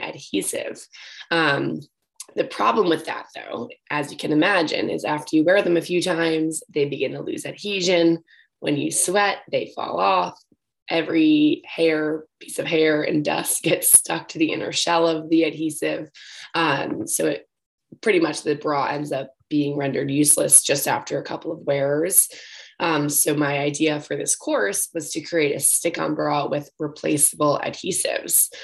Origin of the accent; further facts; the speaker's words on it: New York, United States; I'm originally from New York and studied business and entrepreneurship actually at Brown